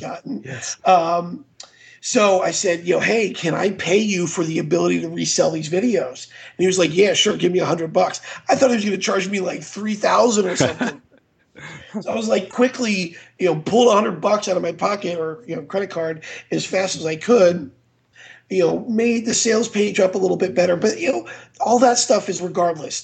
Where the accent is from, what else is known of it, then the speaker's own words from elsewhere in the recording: Florida, United States; moved away as an adult; also born or lived in Idaho; I'm from Florida.